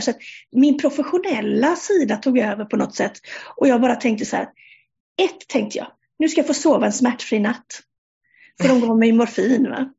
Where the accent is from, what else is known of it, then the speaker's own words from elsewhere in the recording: Sweden; moved away as an adult; now in Denmark; Jag är svensk, eh, men sedan 1 juli i år så bor jag i Danmark